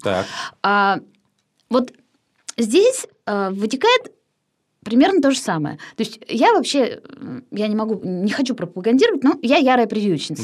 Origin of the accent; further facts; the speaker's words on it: Kirsanov, Tambov Oblast, Russia; moved away as an adult; now in Moscow, Russia; я из Кирсанова вообще сама